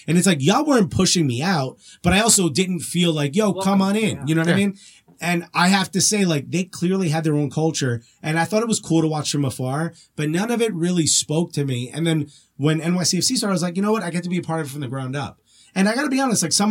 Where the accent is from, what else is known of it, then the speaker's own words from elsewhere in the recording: Newark, New Jersey, United States; I grew up in Newark